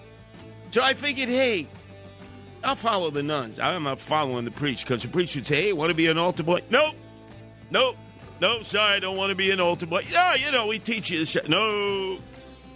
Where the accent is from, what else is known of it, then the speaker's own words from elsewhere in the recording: New York City, New York, United States; I went to my local parish growing up in Canarsie